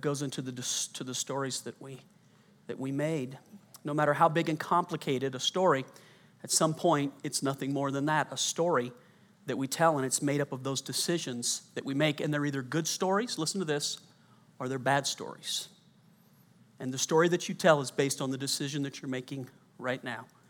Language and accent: English; Colorado, United States; also born or lived in Louisiana; I was born in Louisiana, grew up mostly in Colorado